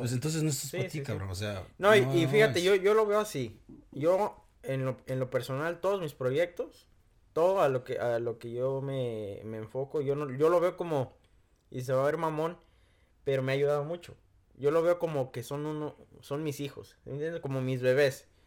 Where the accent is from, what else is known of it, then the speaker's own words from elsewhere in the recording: Michoacán, Mexico; moved away; Yo soy de Michoacán